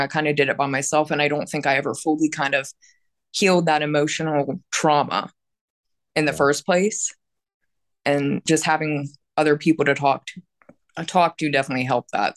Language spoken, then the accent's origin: English; Pittsburgh, Pennsylvania, United States; I'm from Pittsburgh, Pennsylvania